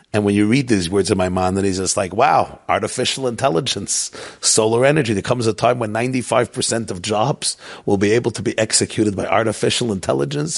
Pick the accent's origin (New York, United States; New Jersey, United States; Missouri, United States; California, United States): New York, United States; Brooklyn; I grew up in Brooklyn at the feet of the Lubavitcher Rebbe